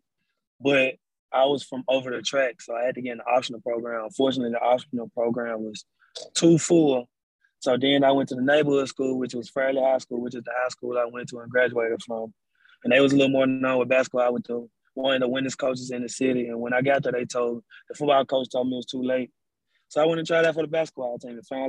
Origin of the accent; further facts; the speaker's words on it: Memphis, Tennessee, United States; Growing up in Memphis is different from other places